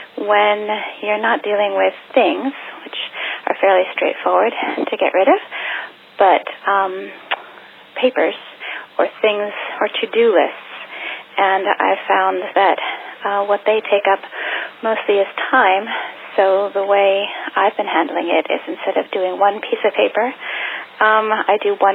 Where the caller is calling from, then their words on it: Eugene, Oregon, United States; I'm calling from Eugene, Oregon